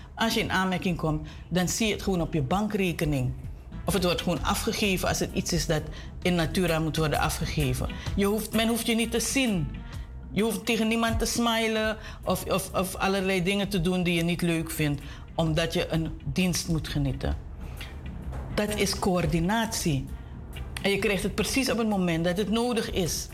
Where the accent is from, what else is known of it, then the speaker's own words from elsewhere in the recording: Suriname; we als Surinamers